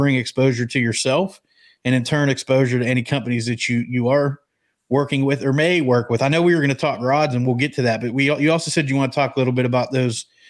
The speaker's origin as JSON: {"language": "English", "region": "Pennsylvania", "country": "United States", "tie": "born or raised there", "said": "growing up in Pennsylvania"}